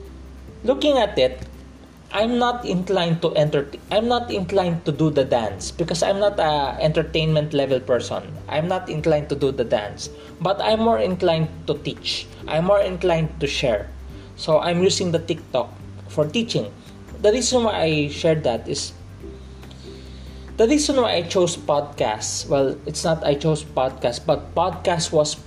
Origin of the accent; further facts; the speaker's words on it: Philippines; I'm from the Philippines, I'm a Filipino